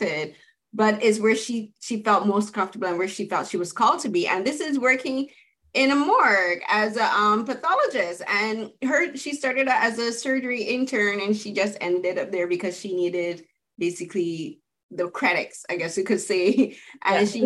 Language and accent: English; Barbados; I'm from the Caribbean, from Barbados